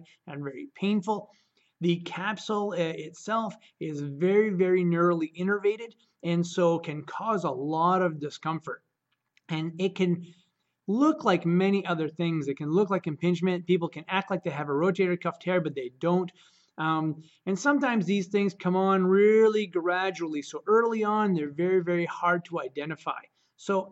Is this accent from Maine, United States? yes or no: yes; Caribou, Maine, United States; I'm from Caribou, Maine